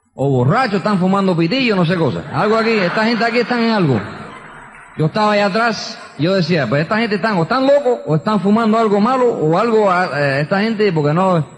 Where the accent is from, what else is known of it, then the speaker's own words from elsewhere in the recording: New York, United States; also born or lived in Queens, New York; Y nací en Queens, New York, es donde yo nací. Y me crié en el Bronx. Yo soy neoyorquino